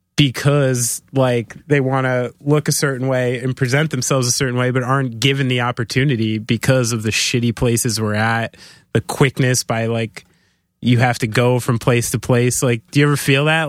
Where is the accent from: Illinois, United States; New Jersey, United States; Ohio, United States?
New Jersey, United States; I'm from New Jersey